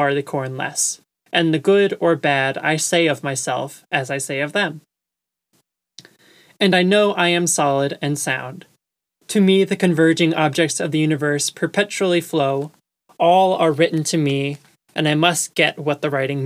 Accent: Long Island, New York, United States; I grew up on Long Island as well

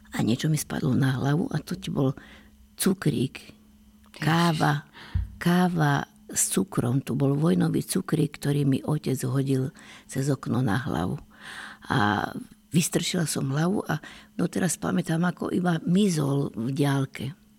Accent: Hradište pod Vrátnom, Trnava Region, Slovakia; A ja som sa narodila v úpetí Malých Karpát, v Hradišti pod Vratnom

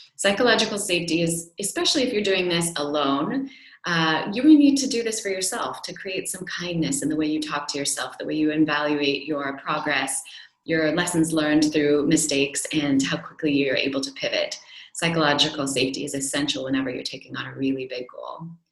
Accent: United States; now in Europe; as an American

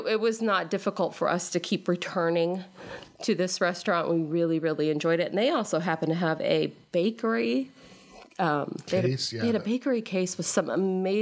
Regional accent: California, United States; moved away; I'm from California and my family lives in California.

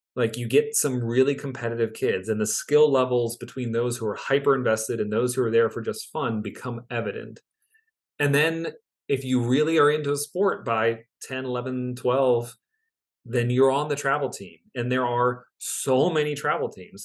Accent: near Baltimore, Maryland, United States; I grew up near Baltimore

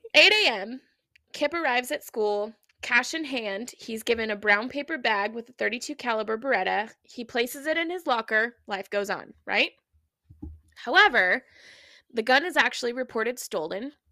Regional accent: Oregon, United States; growing up in Oregon

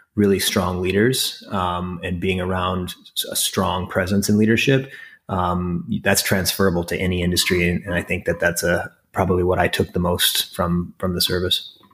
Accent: Crofton, Nebraska, United States; now in Bedford, New York, United States; I was raised in a farm town, um, in northeastern Nebraska called Crofton.

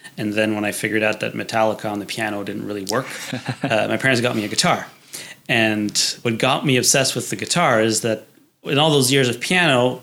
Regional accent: Quebec, Canada; moved away as an adult; also born or lived in England; now in Ottawa, Canada; I'm from Quebec, so it was CGEP

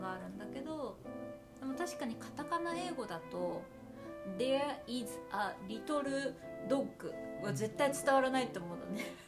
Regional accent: Japan; accent: Japanese accent; moved away as an adult; now in Canada; 私がさ日本語アクセントが最終的に多少残っちゃうと思うんだけど

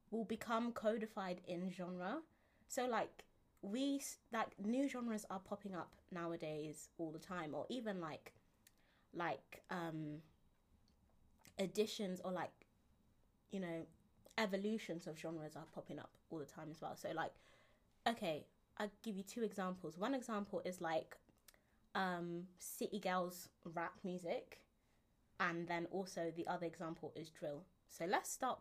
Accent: London, United Kingdom; I'm from Camberwell, so, Camberwell Peckham

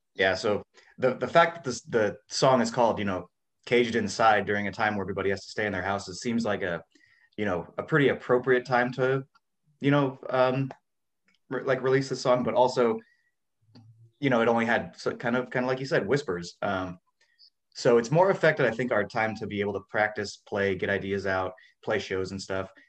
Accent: Washington, United States; also born or lived in California; now in Florida, United States; I was born in Washington State and lived in California for a while, so I'm like a West Coast guy.

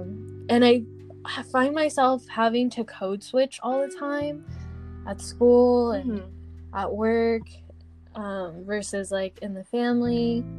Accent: United States; born there; I actually see us as authentically American. Like, after a lot of thinking, I'm like, we were born here

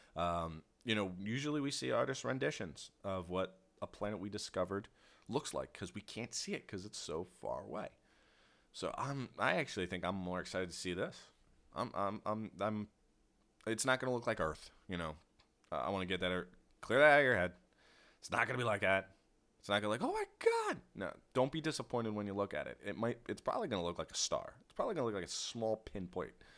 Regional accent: Philadelphia, Pennsylvania, United States; accent: Philly; I say water like that because I'm from Philly.

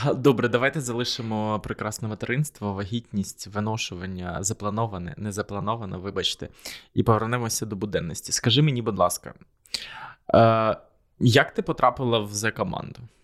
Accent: Korosten, Zhytomyr Oblast, Ukraine; я з Коростеня, і там постійно голосували за комуністичну партію

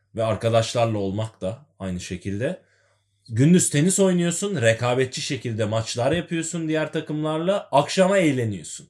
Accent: Adana, Turkey; Adana'da Beyaz Evler Mahallesi'nde büyüdüm ben.

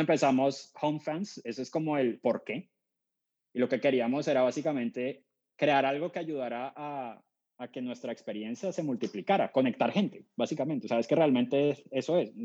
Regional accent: Cali, Valle del Cauca, Colombia; moved away; soy colombiano, nací en Cali, Santiago de Cali, que es la tercera ciudad de Colombia

